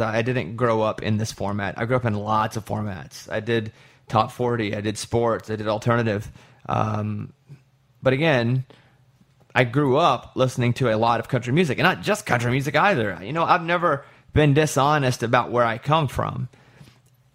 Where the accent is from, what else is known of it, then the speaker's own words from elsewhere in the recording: Arkansas, United States; I'm from Arkansas